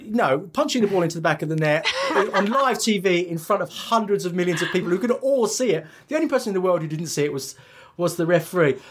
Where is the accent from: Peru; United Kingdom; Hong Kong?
United Kingdom; England; I was brought up in England